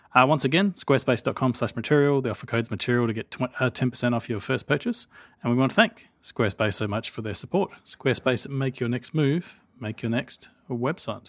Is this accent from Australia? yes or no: yes; Australia; I'm Australian